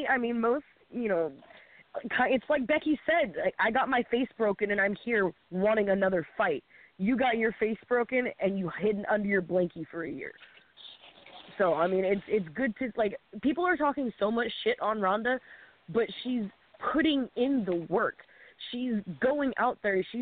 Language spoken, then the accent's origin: English; Canada; also born or lived in Toronto, Ontario; I'm Canadian.